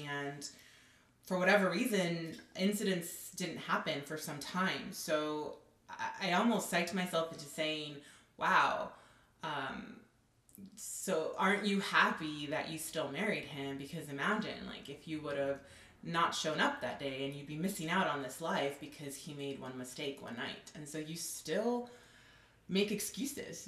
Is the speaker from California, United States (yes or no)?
yes; Southern California, United States; also born or lived in Los Angeles; I'm originally from Southern California, and I still live in Los Angeles